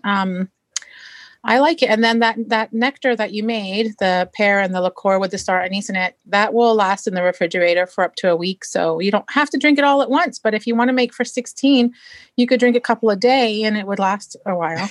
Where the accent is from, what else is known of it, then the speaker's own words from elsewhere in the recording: Marysville, Washington, United States; I'm from Marysville, Washington